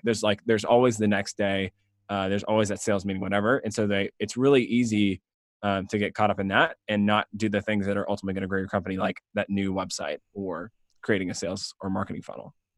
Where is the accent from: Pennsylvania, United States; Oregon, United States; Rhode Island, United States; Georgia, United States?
Georgia, United States; Suwanee; I grew up in the Atlanta area, um, north of Atlanta